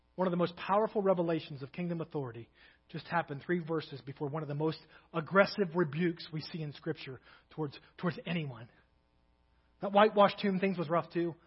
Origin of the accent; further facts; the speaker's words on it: Kentucky, United States; now in Crawford, United States; I'm from Kentucky